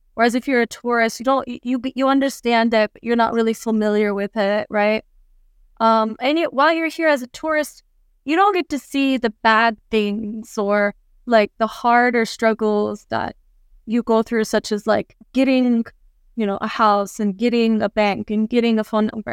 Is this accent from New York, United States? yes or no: no; Orlando, Florida, United States; moved away as an adult; also born or lived in Atlanta, Georgia; now in Incheon, South Korea; I was born and raised in the States. My parents are Lebanese, and I live in Korea